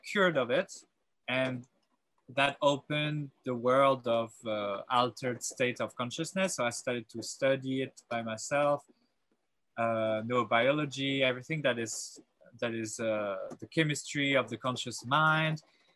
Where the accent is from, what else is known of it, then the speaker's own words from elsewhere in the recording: south of France, France; also born or lived in Paris; I grew up in South of France, and I went through high school in South of France